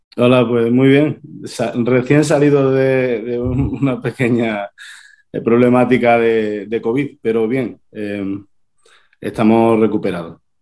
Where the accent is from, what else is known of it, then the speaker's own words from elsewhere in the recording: Torredonjimeno, Andalusia, Spain; yo soy de un pueblo de Jaén, de Torredón Jimeno, esto es en el sur de España